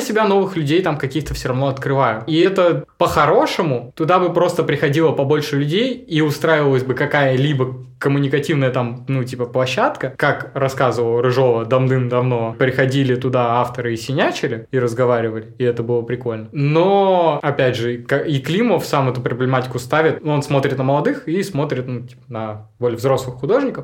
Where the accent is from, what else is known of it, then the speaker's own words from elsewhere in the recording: Krasnogorskoye, Altai Krai, Russia; also born or lived in Biysk; now in Barnaul, Russia; я уроженец села Красногорского, можно так сказать. А у меня родители жили в селе Красногорском, приехали рожать меня в Бийск, родили и уехали обратно.